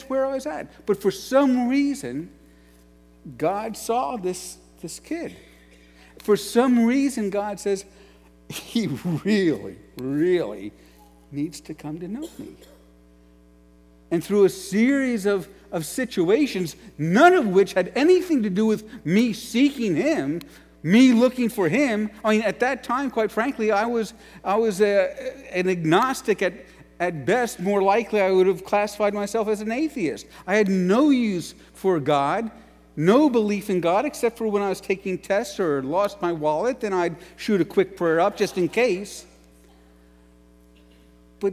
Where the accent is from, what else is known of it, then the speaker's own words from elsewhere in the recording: New York City, New York, United States; moved away as an adult; also born or lived in Ashland, Ohio; I was from New York City